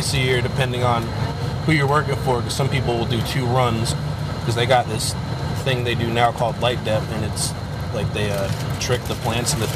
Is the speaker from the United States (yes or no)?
yes; Newark, New Jersey, United States; moved away as an adult; also born or lived in Philadelphia; I grew up in Newark, New Jersey, and it's not really a good place